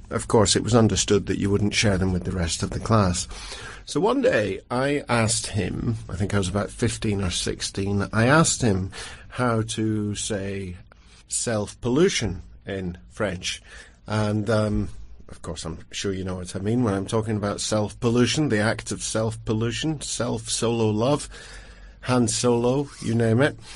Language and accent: English; Longford, Leinster, Ireland; I'm from Longford.